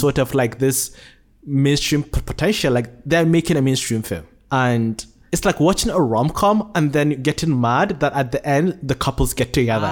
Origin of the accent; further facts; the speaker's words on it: Nigeria; now in Malaysia; I was born in Nigeria, but have been living in Malaysia for the past sixteen years